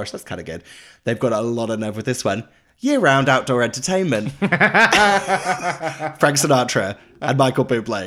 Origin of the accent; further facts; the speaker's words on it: Norwich, East of England, United Kingdom; now in London, United Kingdom; I took myself back to my hometown of Norwich.